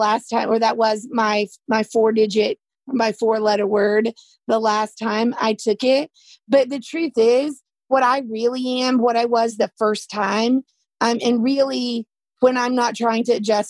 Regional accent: the South, United States; accent: Southern; I'm from the South my whole life

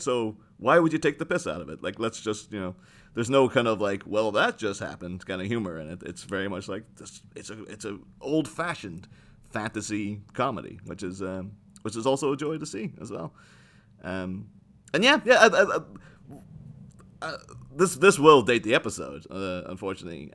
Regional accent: Ireland; moved away; I grew up in Ireland

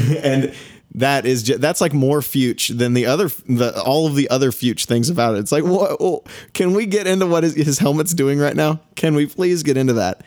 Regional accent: East Texas, United States; we are from Texas

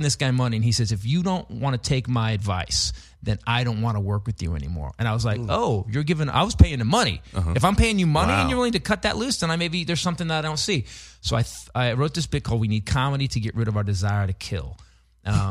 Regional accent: Northern California, United States; Born and raised in Northern California

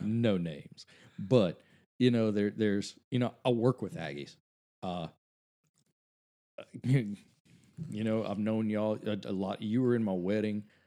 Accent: Cut Off, Louisiana, United States; Coach O is from my hometown

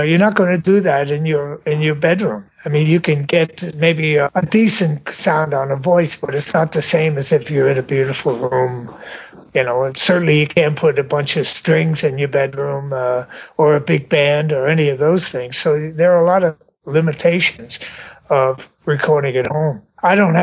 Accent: New York City, New York, United States; I grew up in Brooklyn, New York

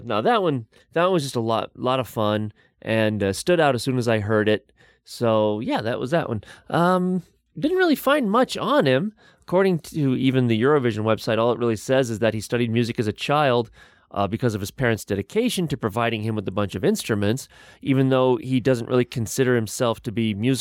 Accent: United States; I'm American. We're monolinguistic over here

